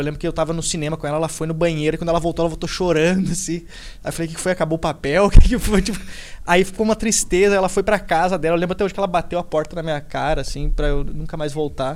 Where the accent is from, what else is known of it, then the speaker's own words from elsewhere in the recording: Rio Grande do Sul, Brazil; moved away as an adult; now in São Paulo, Brazil; me mudei pra cá, sou gaúcho, tô morando aqui